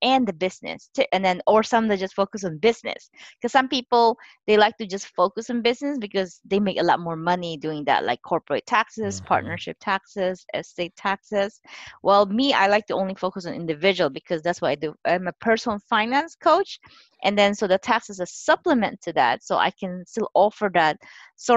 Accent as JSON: {"language": "English", "country": "Philippines", "tie": "born or raised there", "moved": "as an adult", "lives_now": "United States", "said": "I immigrated to here to United States at age 20. I was born and raised in the Philippines"}